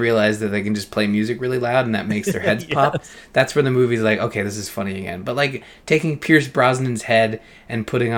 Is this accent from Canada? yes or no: yes; Canada; being Canadian